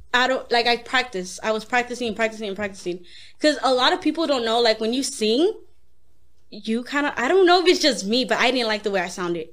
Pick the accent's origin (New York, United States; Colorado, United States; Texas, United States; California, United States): California, United States; South Gate; I grew up in Southgate